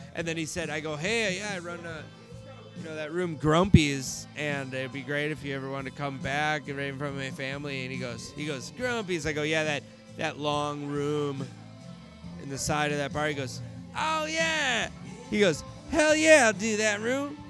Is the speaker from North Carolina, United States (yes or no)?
no; Stillwater, Minnesota, United States; also born or lived in Stockton, California; I was not born here